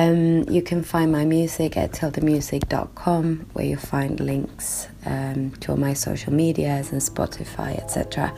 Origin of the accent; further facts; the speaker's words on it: Sweden; I'm a singer-songwriter from Sweden.